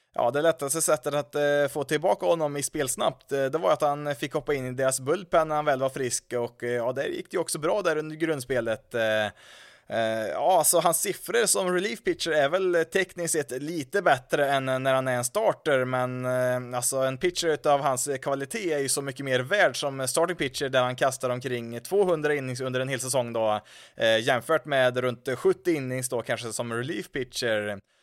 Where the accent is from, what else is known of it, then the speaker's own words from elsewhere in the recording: Karlstad, Värmland, Sweden; hemma i Karlstad